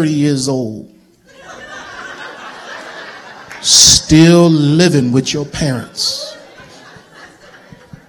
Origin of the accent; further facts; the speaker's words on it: Baltimore, Maryland, United States; moved away as an adult; also born or lived in Lynchburg, Virginia; growing up in Baltimore